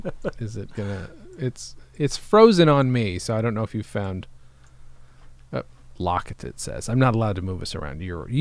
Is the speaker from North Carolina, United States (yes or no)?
no; Upstate New York, United States; moved away; Upstate New York.